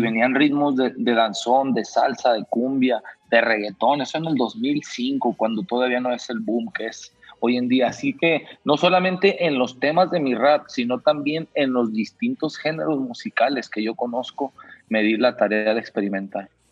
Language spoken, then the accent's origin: Spanish; Mexico; yo como mexicano